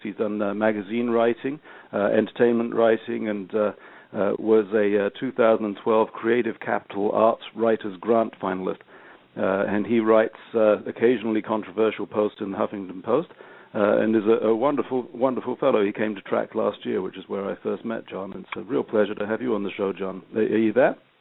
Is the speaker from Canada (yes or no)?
no; England, United Kingdom; I'm English